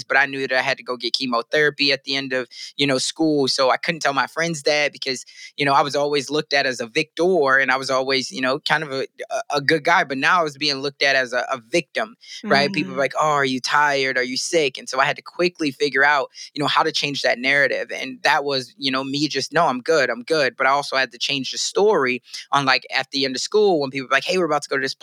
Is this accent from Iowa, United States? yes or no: yes; Sioux City, Iowa, United States; I'm growing up in Sioux City